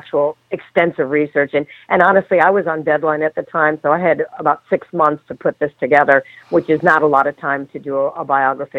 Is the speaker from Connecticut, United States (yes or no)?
yes; Connecticut, United States; I grew up in Connecticut